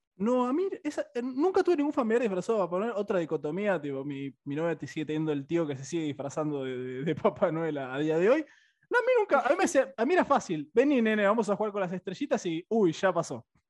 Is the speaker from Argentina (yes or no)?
yes; Buenos Aires, Argentina; yo acá también soy, más porteño que el obelisco